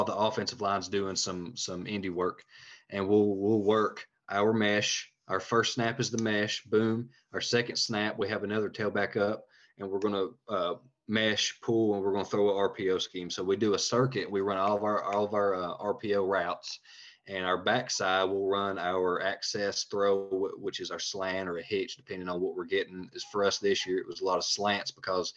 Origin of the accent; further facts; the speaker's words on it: Tennessee, United States; also born or lived in Georgia; I'm from Tennessee